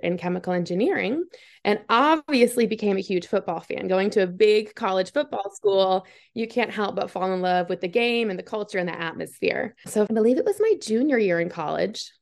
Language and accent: English; Massachusetts, United States; moved away as an adult; now in Clemson, United States; I'm born and raised in Massachusetts